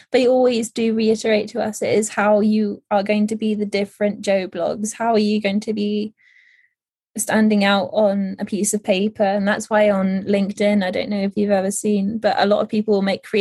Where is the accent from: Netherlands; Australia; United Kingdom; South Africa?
Netherlands; so I grew up in the Netherlands at this point.